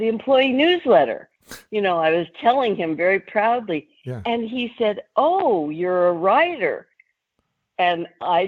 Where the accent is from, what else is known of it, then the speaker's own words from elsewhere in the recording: Long Beach, Anaheim, California, United States; I was born in Long Beach, California. And when I was 10 years old, my dad moved us, 20 miles south to Anaheim, California.